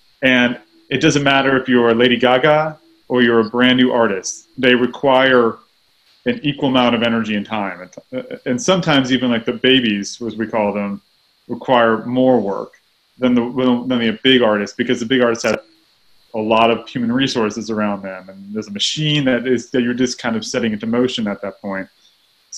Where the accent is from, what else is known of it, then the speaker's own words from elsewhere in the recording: Texas, United States; I grew up in Texas